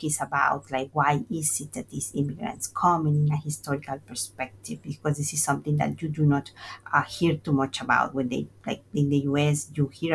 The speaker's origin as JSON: {"language": "English", "region": "Veracruz", "country": "Mexico", "also_born_or_lived": "Mexico City, Mexico / New York, United States", "moved": "as an adult", "said": "I'm from Veracruz, Mexico, and my first migration was internal"}